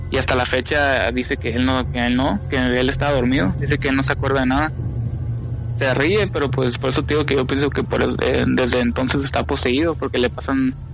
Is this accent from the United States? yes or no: yes; California, United States; born there; cuando yo nací, yo nací en California.